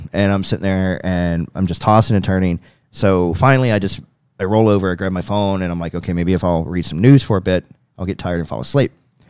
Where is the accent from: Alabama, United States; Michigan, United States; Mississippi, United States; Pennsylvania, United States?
Mississippi, United States; moved away as an adult; also born or lived in Denver; I've lived in Denver for the last 15 years, and you know, when I grew up, that was a common thing. Yeah. When I grew up in Mississippi. But I've been living in the city for a long time.